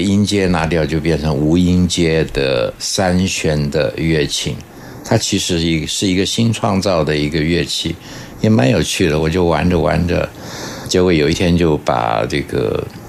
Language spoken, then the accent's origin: Chinese; Guanxi, Hsinchu County, Taiwan; 我小时候是住在新竹的关系哦